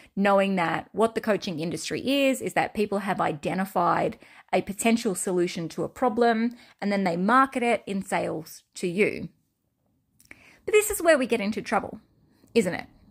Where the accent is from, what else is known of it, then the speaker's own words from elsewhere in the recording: Australia; accent: Australian; my Australian accent